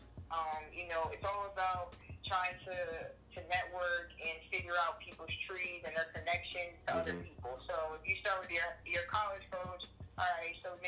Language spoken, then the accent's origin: English; Pennsylvania, United States; moved away as an adult; also born or lived in Auburn, Alabama / Denver, Colorado; now in Harrisonburg, United States; I'm originally from Pennsylvania